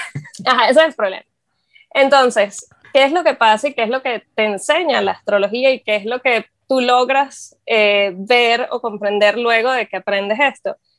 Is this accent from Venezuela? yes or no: yes; Venezuela; moved away; soy astróloga, soy venezolana.